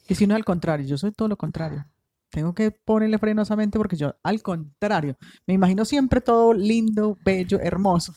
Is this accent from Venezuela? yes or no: no; Colombia; Uno como colombiano